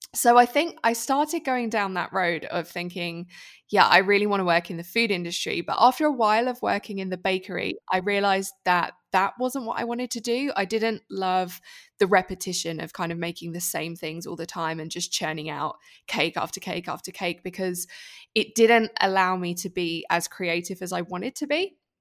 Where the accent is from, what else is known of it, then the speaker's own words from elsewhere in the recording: United Kingdom; moved away as an adult; now in Switzerland; I'm British, if you didn't already tell by my accent.